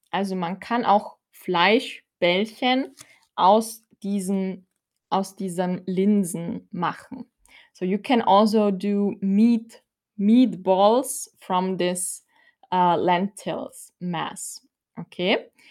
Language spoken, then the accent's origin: German; Austria; ich komme aus Österreich, aber ich bin zur Hälfte tschechisch. Meine Mutter ist aus Tschechien, from the Czech Republic.